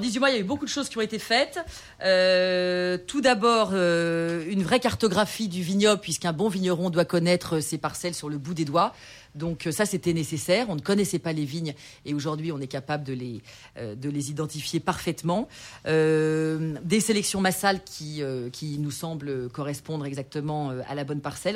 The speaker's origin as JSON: {"language": "French", "area": "Burgundy", "region": "Bourgogne-Franche-Comté", "country": "France", "tie": "born or raised there", "also_born_or_lived": "Paris / Jura", "said": "je suis très bourguignonne. Hein. Je suis née en Bourgogne, j'ai grandi en Bourgogne"}